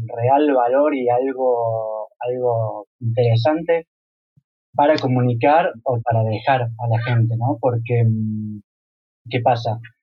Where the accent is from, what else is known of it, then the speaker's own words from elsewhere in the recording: Córdoba, Argentina; now in Europe; yo me siento que vengo de, una ciudad como Córdoba